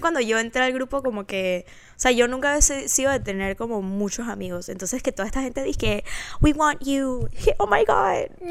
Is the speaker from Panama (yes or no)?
yes; Panama; also born or lived in Florida, United States; now in Dallas, United States; soy panameña